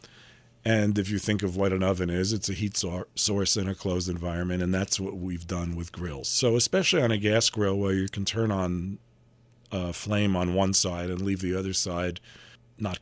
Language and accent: English; New York City, New York, United States; I grew up in Manhattan